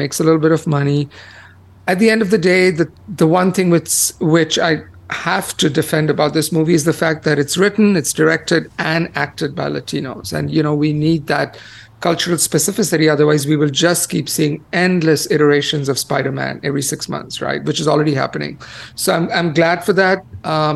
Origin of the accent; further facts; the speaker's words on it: India; moved away; growing up in India